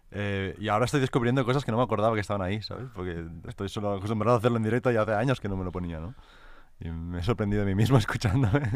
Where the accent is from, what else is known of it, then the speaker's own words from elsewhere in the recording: El Masnou, Catalonia, Spain; also born or lived in Barcelona; venimos de Masnou y alrededores, mm. ¿vale? De la comarca del Maresme. Y de ahí fuimos a vivir a Barcelona luego